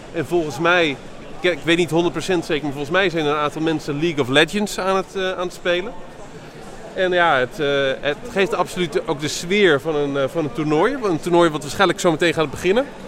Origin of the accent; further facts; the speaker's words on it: Randstad, Netherlands; Ik kom zelf uit de Randstad